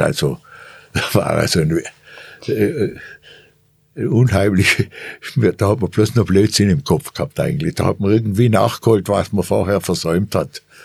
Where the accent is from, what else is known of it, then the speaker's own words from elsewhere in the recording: Germany; als Deutsche